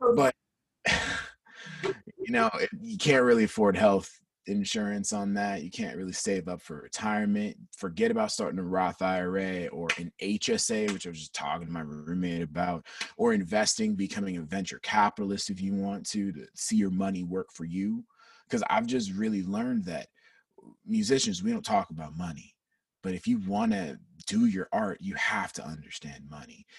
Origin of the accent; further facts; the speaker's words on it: Peachtree City, Georgia, United States; born and raised. Born and raised in Atlanta, Georgia.